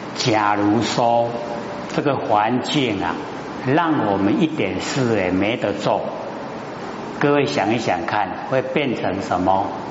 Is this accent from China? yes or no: no; Taiwan; 生在台湾，哦，这个呢，啊，福报很大的地方